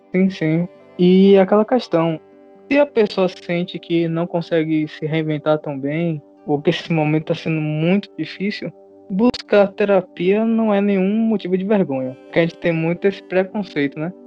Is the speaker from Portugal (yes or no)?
no; Catu, Bahia, Brazil; Nós somos de Catu